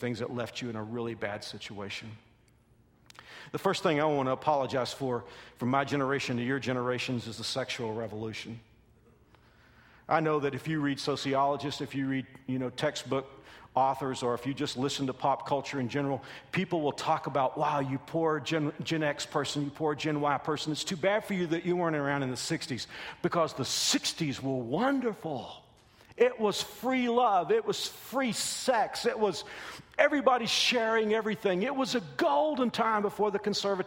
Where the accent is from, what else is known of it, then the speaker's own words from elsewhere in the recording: Texas, United States; I'm from Texas